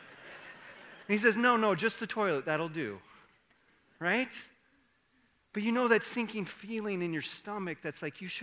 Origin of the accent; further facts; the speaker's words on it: Iowa, United States; I grew up in Iowa